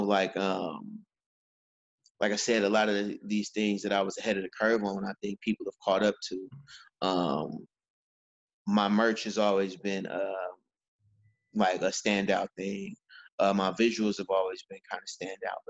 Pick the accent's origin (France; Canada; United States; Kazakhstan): United States; also born or lived in Fort Valley, Georgia; where I'm from, because I'm from Fillmore